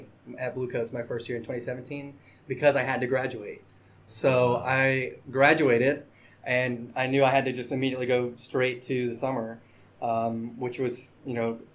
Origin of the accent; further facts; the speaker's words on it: Biloxi, Mississippi, United States; I'm from here, you know, from Biloxi, you know, so this is my hometown